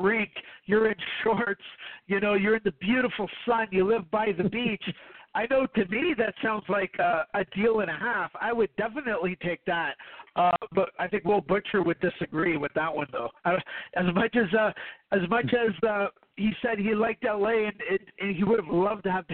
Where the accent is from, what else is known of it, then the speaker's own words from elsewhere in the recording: Canada; as a Canadian